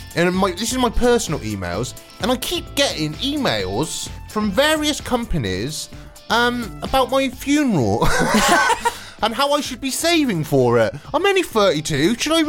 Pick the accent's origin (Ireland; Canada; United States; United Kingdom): United Kingdom; Wiltshire, South West England; moved away as an adult; also born or lived in North Devon; When I first moved to sea, because I'm from Wiltshire originally, when I first moved to sea, this was in North Devon, and where I was living, I had a house overlooking the sea